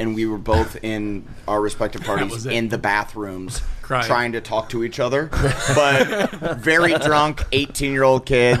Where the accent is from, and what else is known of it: Omaha, Nebraska, United States; born or raised there